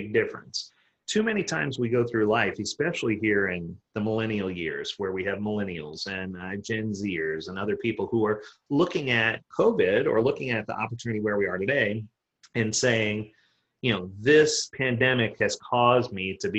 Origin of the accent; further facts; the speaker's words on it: New Orleans, Louisiana, United States; I was born and raised in New Orleans